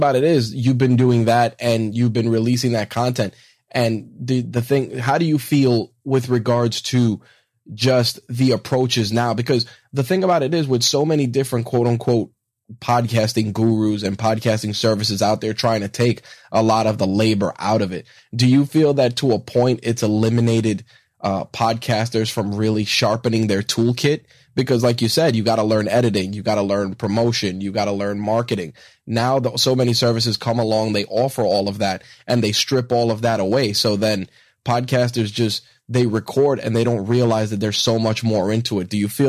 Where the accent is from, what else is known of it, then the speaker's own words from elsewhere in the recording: New York, United States; that's my crutch word as well as a New Yorker.